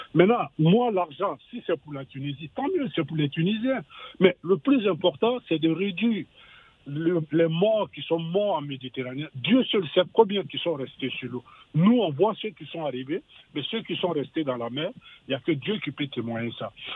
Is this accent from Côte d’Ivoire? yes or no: yes; Côte d’Ivoire; moved away; je suis né, je suis né en Côte d'Ivoire